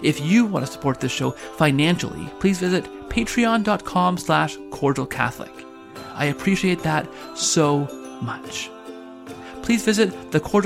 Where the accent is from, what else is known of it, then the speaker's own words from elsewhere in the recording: Canada; one of the favorite Canadian pastimes is to claim anyone we can as Canadian